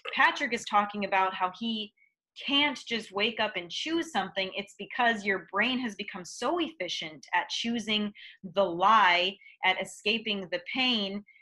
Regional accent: Midwest, United States; growing up in the Midwest

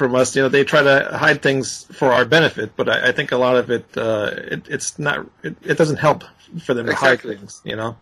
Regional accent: New York, United States; I'm also from New York, so I got a terrible accent

